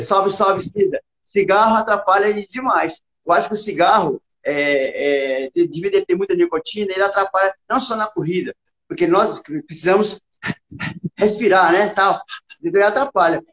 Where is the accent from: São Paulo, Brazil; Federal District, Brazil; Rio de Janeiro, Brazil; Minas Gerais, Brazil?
Federal District, Brazil; Brasília; also born or lived in Barreiras, Bahia; eu sou baiano, eu, eu nasci em Barreiras, na Bahia, e vim para Brasília com uns oito anos de idade.